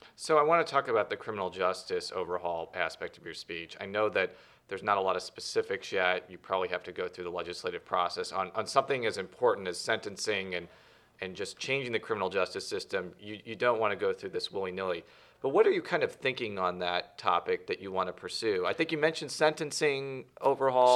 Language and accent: English; Illinois, United States; I'm from Illinois